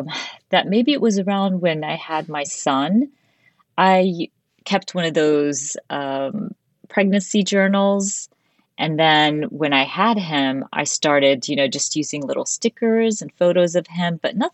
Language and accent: English; United States; also born or lived in Dubai; So today I'm always, the first thing I say, I'm Arab American, and I'm very mm-hmm. proud of it.